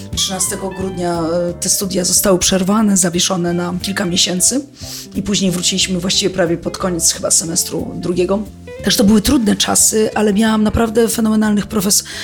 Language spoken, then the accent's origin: Polish; Warsaw, Masovian Voivodeship, Poland; pochodzę z Warszawy